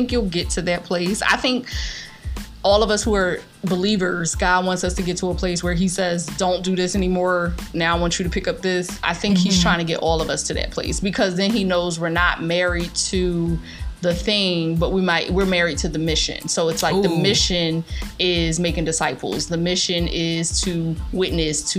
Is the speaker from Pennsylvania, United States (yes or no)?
yes; Philadelphia, Pennsylvania, United States; accent: Philly; moved away as an adult; also born or lived in Atlanta / South Korea; I love Philadelphia. It is my hometown